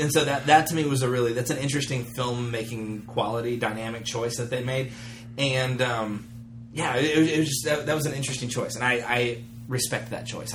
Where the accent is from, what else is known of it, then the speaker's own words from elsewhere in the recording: United States; as an American